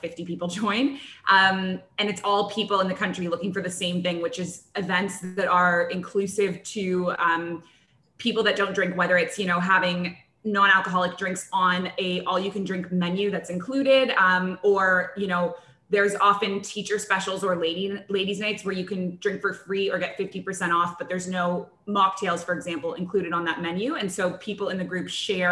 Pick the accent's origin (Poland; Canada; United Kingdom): Canada; moved away as an adult; also born or lived in Kuwait; now in Abu Dhabi, United Arab Emirates; I grew up in Canada